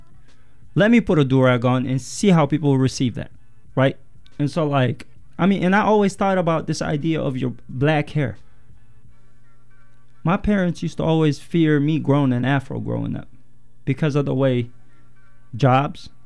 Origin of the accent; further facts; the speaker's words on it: Yemen; now in United States; I was born and raised in Yemen, in the Middle East. Parents are Eritrean